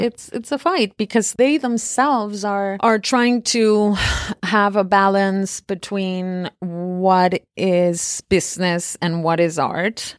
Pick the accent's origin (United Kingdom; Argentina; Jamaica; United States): Argentina; moved away; I was born and raised in Argentina